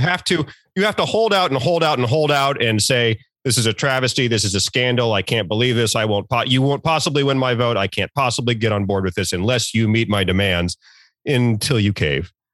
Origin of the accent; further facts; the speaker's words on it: Norfolk, Virginia, United States; moved away; I'm from Virginia, I'm from the Norfolk area